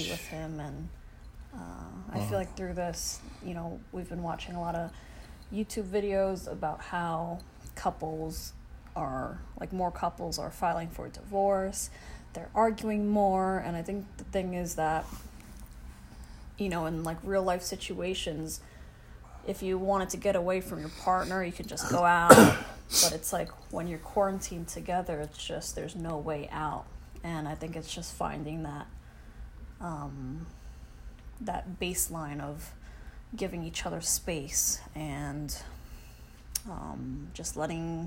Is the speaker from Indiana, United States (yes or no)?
no; New York City, New York, United States; we were both born and raised in Brooklyn.